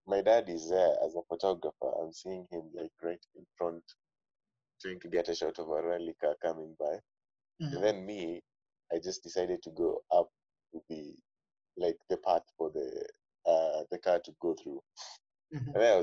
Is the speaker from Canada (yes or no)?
no; Nairobi, Kenya; I grew up in Nairobi, man. Fully Nairobi.